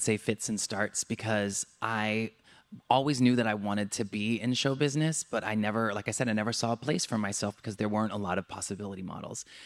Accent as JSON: {"language": "English", "region": "Southern California", "country": "United States", "tie": "born or raised there", "also_born_or_lived": "Santa Cruz, California / New York", "said": "I grew up in Southern California"}